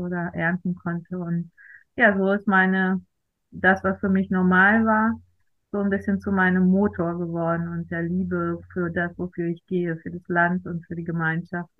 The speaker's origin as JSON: {"language": "German", "country": "Germany", "tie": "born or raised there", "moved": "yes", "said": "Ich komme aus äh, einem kleinen Selbstversorgerdorf in der Eifel. Wir waren zu Hause Selbstversorger"}